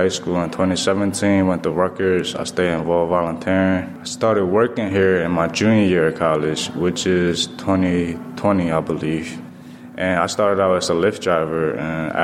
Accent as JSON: {"language": "English", "country": "Vietnam", "tie": "born or raised there", "second_language": "English", "moved": "yes", "lives_now": "Camden, United States", "said": "Since this isn't my first language, I grew up in Vietnam"}